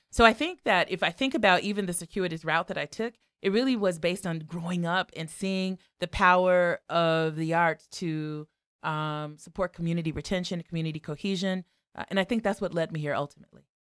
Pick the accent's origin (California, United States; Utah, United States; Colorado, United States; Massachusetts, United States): California, United States; Los Angeles; now in Chicago, United States; growing up in Watts, I would say, you know, the Watts Towers were my, was my campus